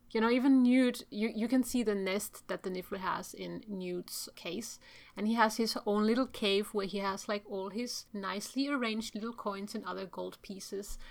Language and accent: English; Turku, Southwest Finland, Finland; Which is my hometown